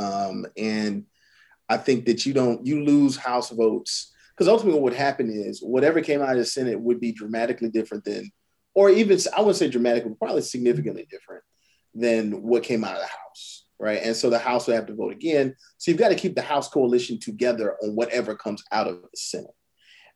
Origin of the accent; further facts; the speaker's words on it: Orangeburg, South Carolina, United States; I'm from Orangeburg. You go through some of the neighborhoods I grew up in, empty.